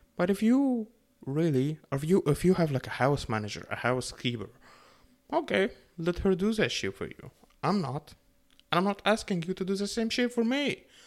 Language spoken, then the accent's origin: English; Egypt; now in Canada; I grew up in Egypt